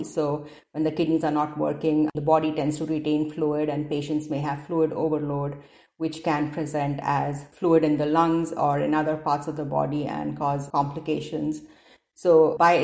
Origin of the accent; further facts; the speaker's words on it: India; moved away as an adult; also born or lived in Detroit, United States / Cincinnati, United States; now in Seattle, United States; I grew up in India and I did my initial medical school training there